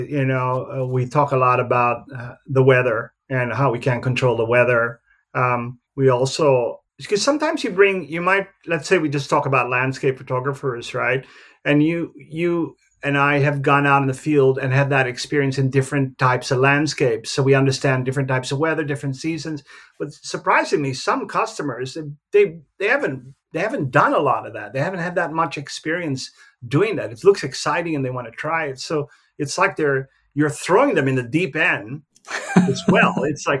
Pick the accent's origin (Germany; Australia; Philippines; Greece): Philippines; You know, I'm from the Philippines, but a little bit more laid back